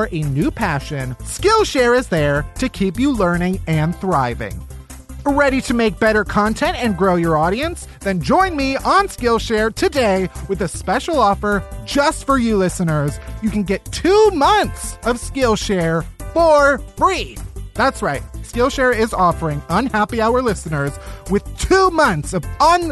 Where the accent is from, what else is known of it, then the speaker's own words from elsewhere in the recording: Alsip, Illinois, United States; I'm from the south suburbs of Chicago